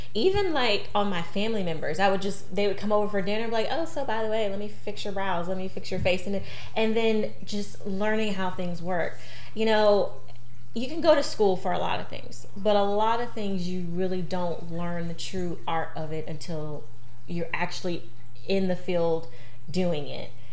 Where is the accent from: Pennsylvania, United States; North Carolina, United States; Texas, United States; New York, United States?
North Carolina, United States; I was from North Carolina